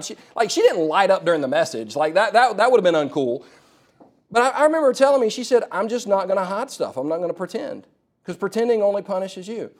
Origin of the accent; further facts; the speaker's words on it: South Carolina, United States; also born or lived in California; we moved from California to South Carolina when I was four years old